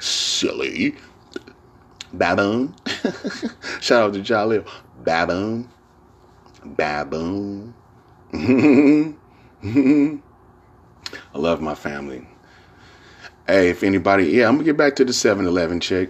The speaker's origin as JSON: {"language": "English", "town": "San Francisco", "region": "California", "country": "United States", "said": "San Francisco"}